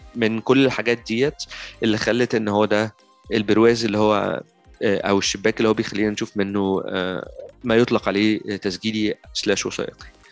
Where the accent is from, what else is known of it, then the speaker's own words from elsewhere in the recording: Egypt; عندنا في مصر